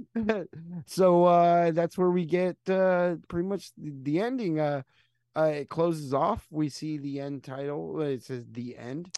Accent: United States; I'm American

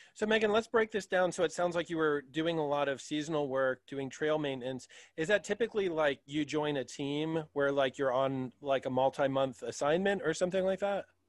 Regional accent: southeastern Pennsylvania, United States; We're all from Pennsylvania. So, uh, southeastern PA

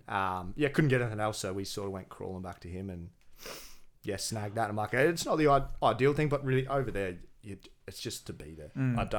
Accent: Gold Coast, Queensland, Australia; I'm born and bred Goldie

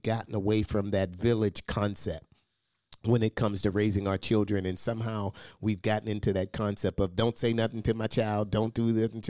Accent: Pittsburgh, Pennsylvania, United States; growing up in East Liberty on Brainard Street

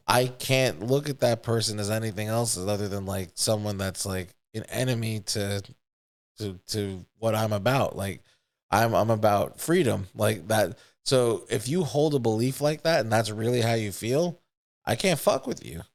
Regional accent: United States; I grew up in America with other kids

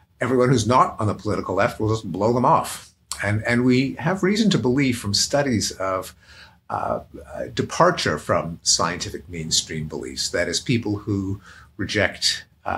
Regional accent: Montreal, Quebec, Canada; now in United States; I come from Montreal, and we are famous for a kind of bagel

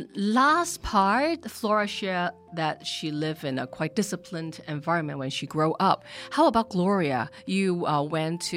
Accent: Hong Kong; I grew up in Hong Kong too

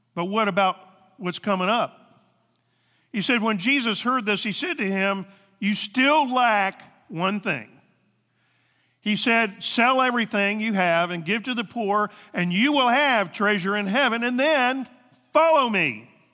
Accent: the Bible Belt, the South, United States; now in Ohio, United States; We come from the South, the Bible Belt

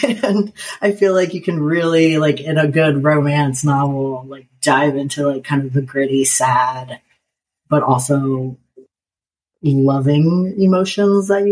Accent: Nebraska, United States; now in North Carolina, United States; I grew up in Nebraska

